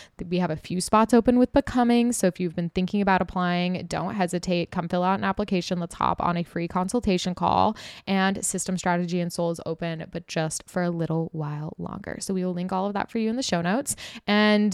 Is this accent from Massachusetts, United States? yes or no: no; Utah, United States; moved away as an adult; also born or lived in Los Angeles; now in New York City, United States; I was raised partially in Utah, and that's like where I was living for my adult life until I moved to LA/New York